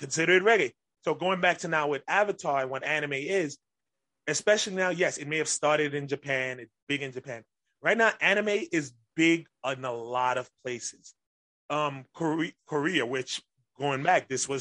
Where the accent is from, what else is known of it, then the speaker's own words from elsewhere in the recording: Grenada; my family's West Indian, so, and I'm from Grenada